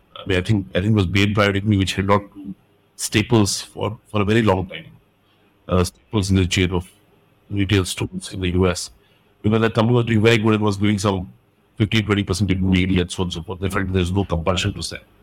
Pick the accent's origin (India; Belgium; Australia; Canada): India; I'm Indian, I stayed in India.